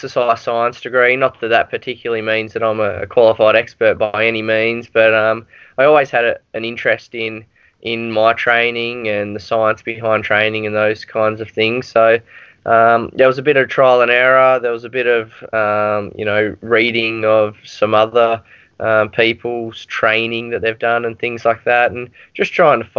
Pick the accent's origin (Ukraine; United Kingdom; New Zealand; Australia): Australia; as an Australian